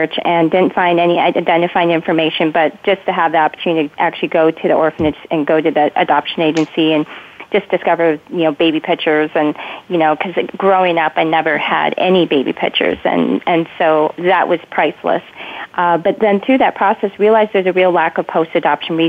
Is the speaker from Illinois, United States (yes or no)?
no; Minnesota, United States; also born or lived in South Korea; I was actually adopted from South Korea at 3.5 years old and was adopted to Minnesota. Grew up there